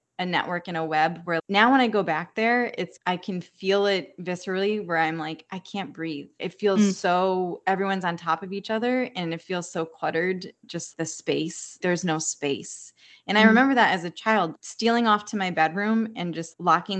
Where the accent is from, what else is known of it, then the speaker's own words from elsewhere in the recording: United States; moved away as an adult; now in Hawaii, United States; we had a few relatives that moved to Philly, which is 2 hours from my hometown, or to New York, which is 2 hours from my hometown